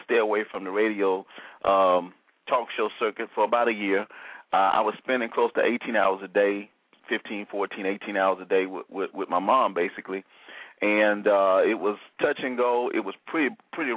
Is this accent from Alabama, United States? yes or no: yes; Alabama, United States; I'm from Alabama